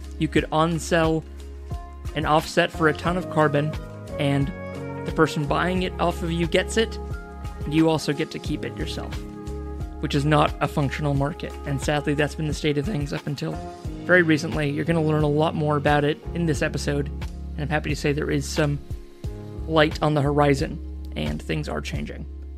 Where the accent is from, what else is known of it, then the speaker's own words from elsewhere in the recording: Seattle, Washington, United States; from a startup from my hometown of Seattle, Washington, U.S., called Nori